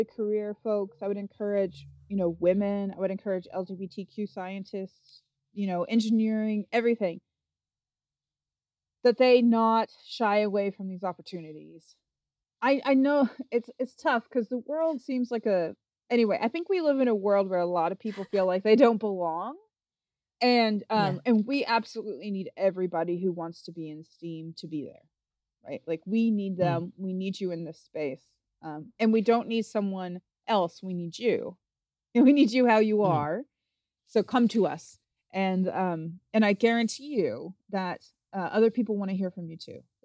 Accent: Appalachian Mountains, Kentucky, United States; I'm from the Appalachian Mountains in Kentucky, and I grew up, I like to tell people I grew up on a farm on a mountain in the middle of a national

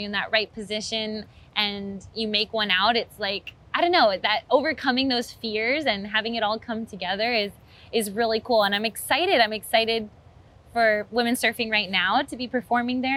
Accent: Hawaii, United States; as a Hawaiian

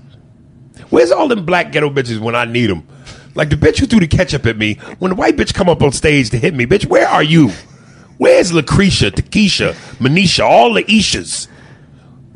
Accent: East Coast, United States; I'm from the East Coast

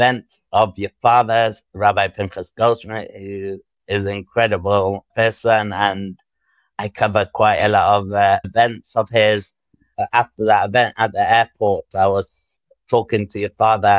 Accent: Manchester, North West England, United Kingdom; moved away as an adult; also born or lived in Israel; I grew up in England.

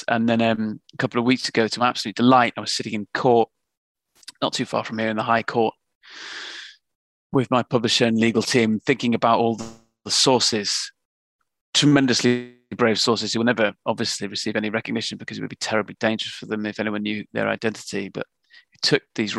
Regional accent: England, United Kingdom; now in London, United Kingdom; We're both from Northern England.

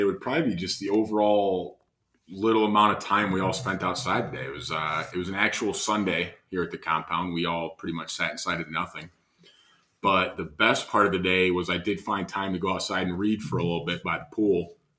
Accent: Midwest, United States; I'm from the Midwest, but it's terrible.

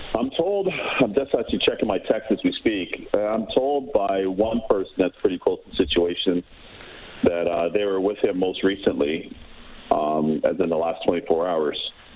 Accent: Toronto, Ontario, Canada; I played against Brett Lindros growing up in Toronto.

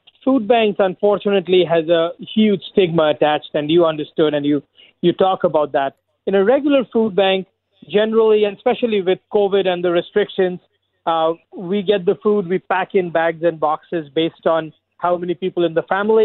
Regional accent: India; moved away as an adult; now in Scarborough, Canada; I immigrated here 18 years ago from India.

